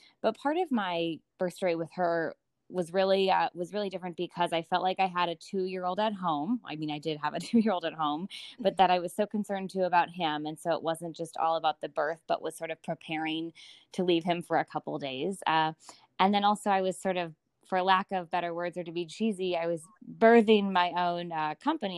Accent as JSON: {"language": "English", "region": "Minnesota", "country": "United States", "tie": "born or raised there", "moved": "yes", "lives_now": "Lake Forest, United States", "said": "I have a husband, Alex, who I grew up with in Minnesota"}